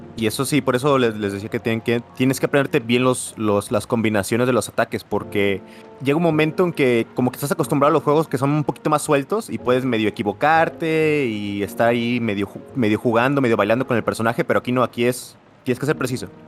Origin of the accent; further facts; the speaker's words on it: Mexico; a pesar de que somos de México los dos